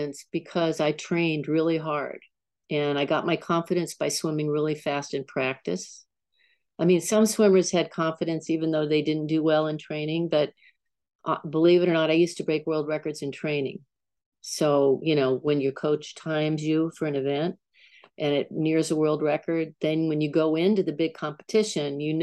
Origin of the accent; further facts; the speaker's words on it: San Diego, California, United States; also born or lived in San Francisco / Lafayette; I grew up in San Diego, and my father used to take me into the ocean when I was a toddler. And then we moved to San Francisco